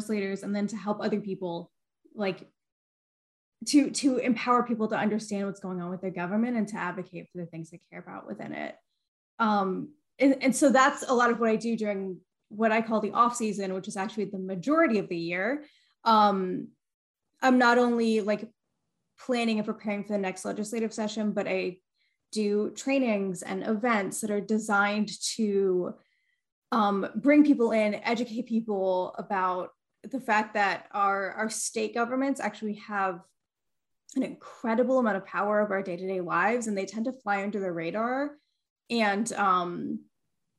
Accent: Georgia, United States; I was born and raised in Georgia. I went through Georgia public schools K-12

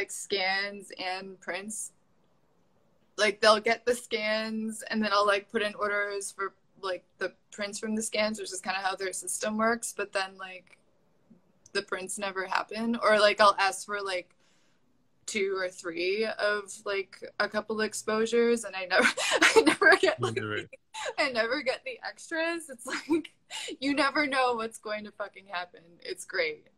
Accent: New Hampshire, United States; moved away; I'm from New Hampshire

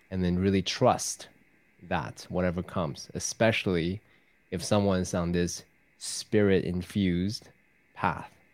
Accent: Taiwan; I was raised in Taiwan from a Confucius teaching background

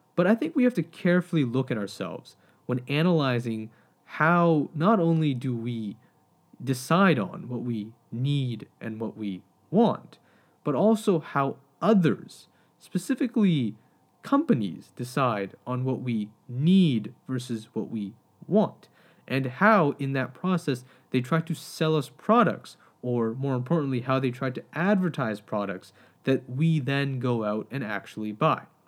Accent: Canada; as a Canadian, uh, and as someone who grew up in Canada

